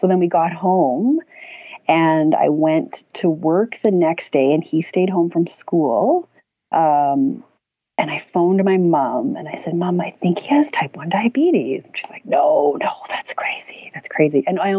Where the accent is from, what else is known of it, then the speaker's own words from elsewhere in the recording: Peru; also born or lived in Canada / Colombia; I was born in Canada, but grew up in Peru and Colombia whole life.